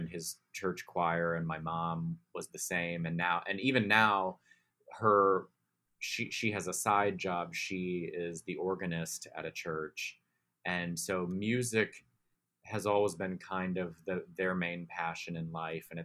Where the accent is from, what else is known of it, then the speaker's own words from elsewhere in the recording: Baltimore, Maryland, United States; We grew up in Baltimore City. Which is a very, you know, complicated city. I love that city. Very proud to be from there